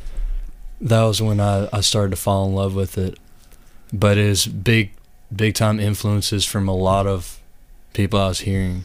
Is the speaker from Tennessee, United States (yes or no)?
yes; East Tennessee, United States; moved away as an adult; now in Louisville, United States; I grew up in East Tennessee. And I've been here for about 5 years now.